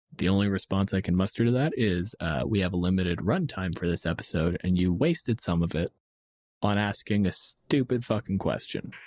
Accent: Windsor, Ontario, Canada; my hometown, Windsor

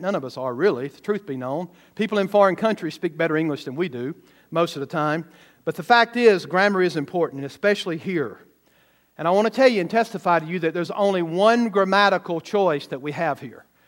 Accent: the South, United States; now in Missouri, United States; I grew up in the South

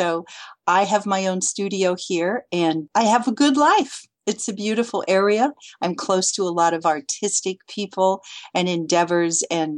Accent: Lansing, Michigan, United States; moved away as an adult; also born or lived in foothills of California; now in California, United States; I'm from Lansing.

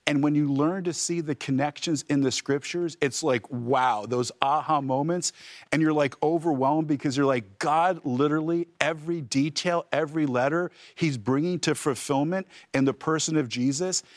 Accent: New Jersey, United States; I'm actually from the Holy Land, New Jersey

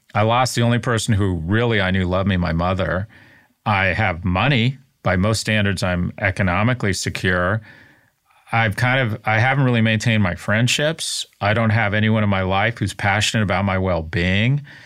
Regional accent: United States; as American males in the U S

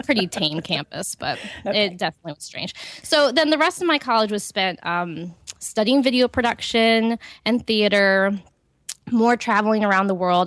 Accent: Ohio, United States; I grew up in Ohio in a Christian home on a farm

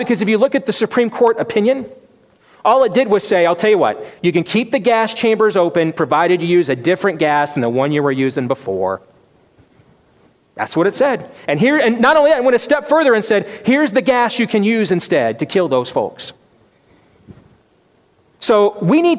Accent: Iowa, United States; Iowa, my home state

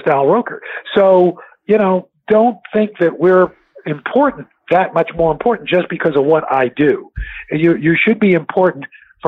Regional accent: New York City, New York, United States; growing up in New York City, when I was a kid, seeing a Bill McCrary or a J.J. Johnston or a Gil Noble or Melba Tolliver, Bob Teague, all these folks

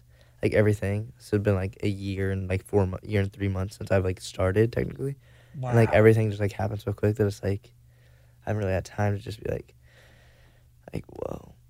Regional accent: Arkansas, United States; Northwest Arkansas.

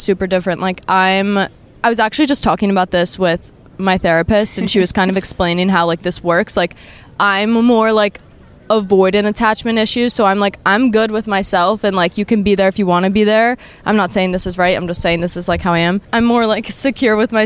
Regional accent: New Jersey, United States; now in Miami, United States; I'm from New Jersey.

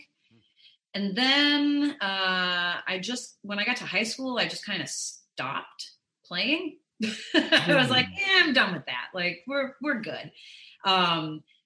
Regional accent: Chicago, Illinois, United States; I'm from Chicago. I was born in the city and then I grew up in the suburbs.

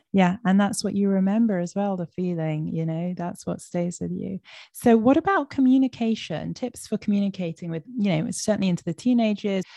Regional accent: London, United Kingdom; I grew up in London with Safaadi Israeli mother

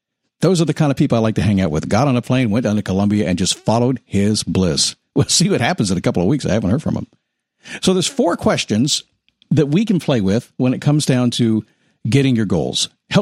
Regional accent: Washington, District of Columbia, United States; I'm a son of a Navy chief, a military brat. I grew up in the Washington, D.C. area.

